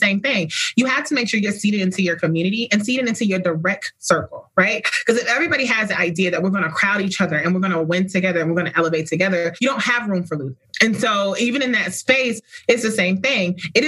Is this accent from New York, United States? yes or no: no; Atlanta, Georgia, United States; Riding past Spelman every Sunday and then being in Girl Scouts, going up there and doing things at the college and watching Blackness in motion was real growing up in Atlanta.